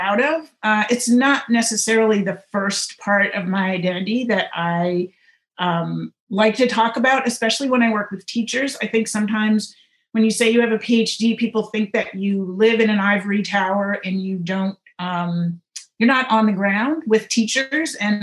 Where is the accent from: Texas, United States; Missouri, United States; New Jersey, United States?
Missouri, United States; St. Louis; moved away; I am a Midwesterner. I grew up in St. Louis, Missouri, most of my childhood, not all of it, but most of it